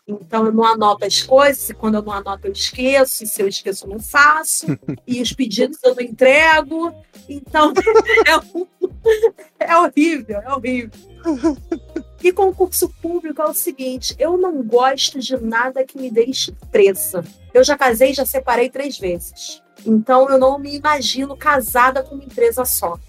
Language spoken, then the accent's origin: Portuguese; Rio de Janeiro, Brazil; also born or lived in Pernambuco; Eu me criei no Rio